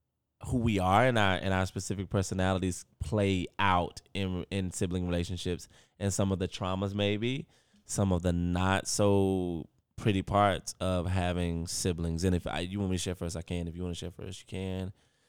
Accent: North Carolina, United States; you and I, we're from North Carolina and we're from a specific family

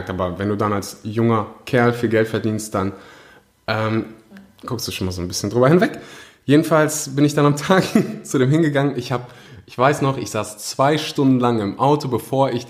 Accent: Germany; born there; meine Eltern kommen gebürtig aus Usbekistan, ähm, sind dann irgendwann mal, also erst Russland, dann verschleppt nach Usbekistan, dann nach Deutschland, da bin ich auch geboren.

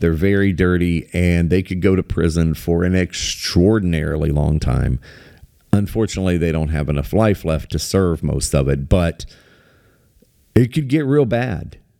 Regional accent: United States; I live in America, I was raised in America

